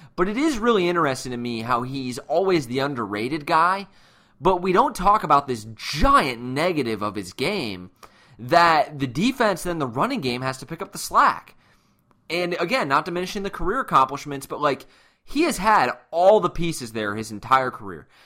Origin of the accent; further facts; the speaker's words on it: Illinois, United States; now in St. Louis, United States; I'm from Illinois, although I live in Saint Louis now